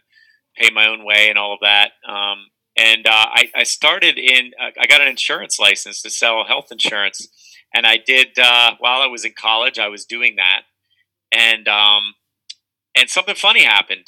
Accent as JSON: {"language": "English", "town": "Carlisle", "region": "Pennsylvania", "country": "United States", "tie": "born or raised there", "said": "Born and raised in Carlisle, Cumberland County, Central PA."}